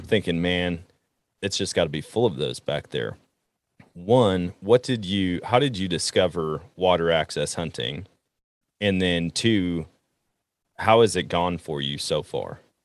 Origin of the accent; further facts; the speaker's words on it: Wisconsin, United States; moved away as an adult; now in Missouri, United States; I'm in Missouri, center of the country, and I was born and raised in Wisconsin where I learned to hunt